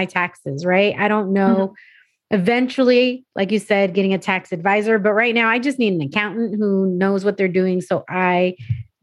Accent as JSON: {"language": "English", "town": "San Diego", "region": "California", "country": "United States", "tie": "born or raised there", "also_born_or_lived": "New Mexico / Arizona / Texas", "moved": "as an adult", "said": "I grew up in California, grew up in San Diego"}